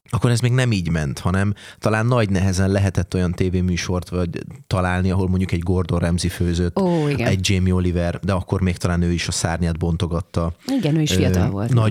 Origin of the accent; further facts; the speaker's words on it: Hungary; moved away as an adult; also born or lived in London / Ireland / Scotland / Austria; olyan családból származom, ahol, tehát egy autentikus magyar családból származom.